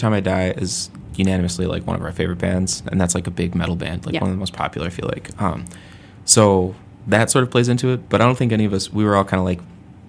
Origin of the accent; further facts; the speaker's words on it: Lombard, Illinois, United States; We're all from Lombard.